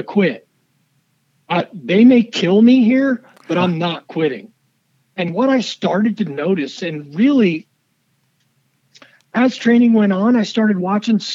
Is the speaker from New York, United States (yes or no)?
no; Southern California, United States; I grew up in Southern California